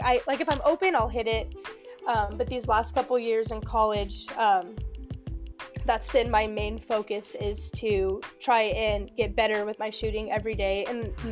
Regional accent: Washington, United States; also born or lived in Oregon; we moved to Washington because I was born in Oregon

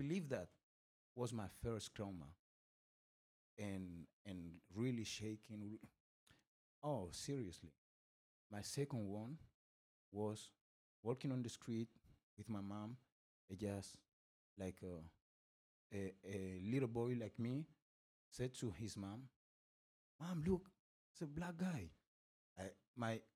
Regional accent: Madrid, Community of Madrid, Spain; English is a second language; also born or lived in Senegal / Equatorial Guinea; I grew up in Spain since the age of 3, which make me be today an Afro-Spanish citizen

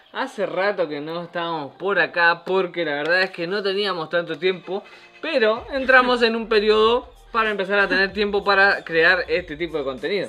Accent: Argentina; moved away; para nosotros regresar a Argentina no es una posibilidad

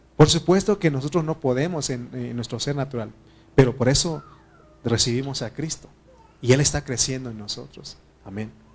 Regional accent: Mexico; nosotros como mexicanos

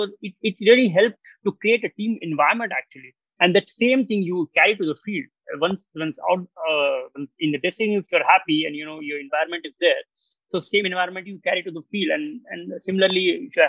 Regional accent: Maharashtra, India; first language Marathi; English is a second language; If I will talk to you in my mother tongue, maybe I'm Maharashtrian. So if I talk to Marathi to you

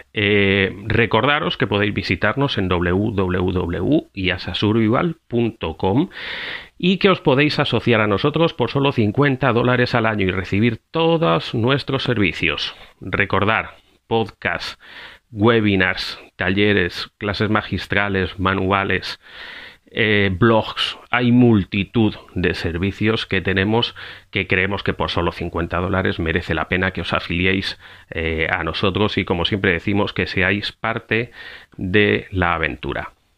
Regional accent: Spain; now in Costa Rica; España. De donde vengo

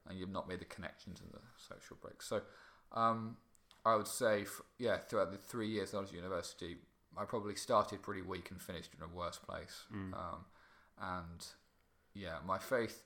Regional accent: Kirkby Mallory, East Midlands, United Kingdom; teenage years, I was living in a place called Kirkby Mallory, which is um, which is near Mallory Park

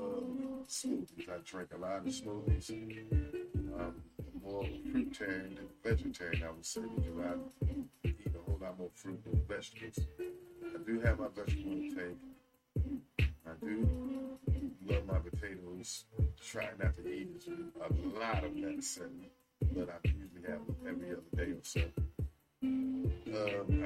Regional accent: New Jersey, United States; I'm from New Jersey

